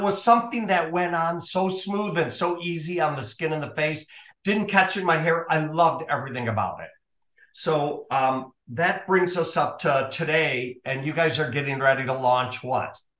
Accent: Minnesota, United States; moved away; I'm originally from Minnesota

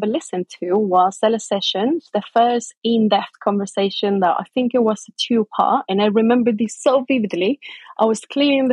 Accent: Chile; English is a second language; moved away as an adult; also born or lived in England / Maryland, United States; now in United Kingdom; I moved from Chile, which is where I was born, to England when I married Matt

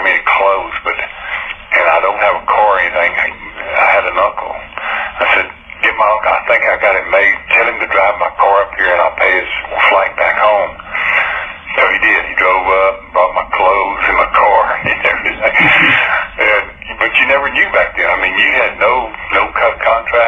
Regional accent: Texas, United States; we're both from Texas

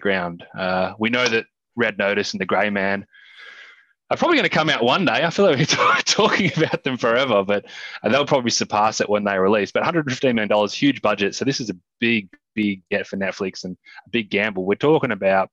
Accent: Australia; as an Australian

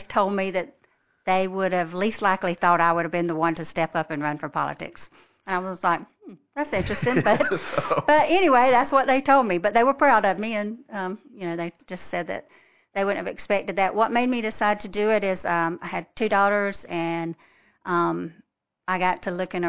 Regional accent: Fitzgerald, Georgia, United States; moved away as an adult; now in Lexington, United States; I'm from a small town called Fitzgerald, Georgia

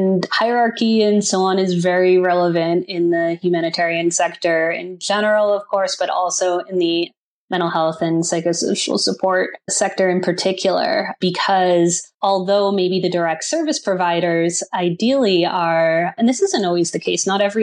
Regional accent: United States; first language English; moved away as an adult; also born or lived in Haiti; being white and with being American and with speaking English as a first language.

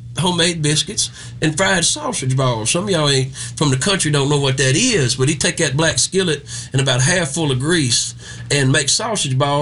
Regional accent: Strayhorn, Mississippi, United States; also born or lived in Senatobia, Mississippi; my hometown of Tate County

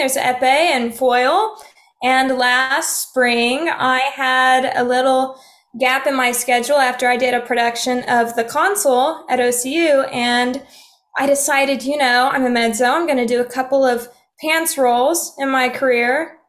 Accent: Keys, Oklahoma, United States; also born or lived in Muskogee, Oklahoma; I was born and raised in Oklahoma. I was born in Muskogee, Oklahoma. So I am an Okie from Muskogee. I grew up in a little town outside of Tahlequah called Keys, Oklahoma. It's pretty close to Park Hill.

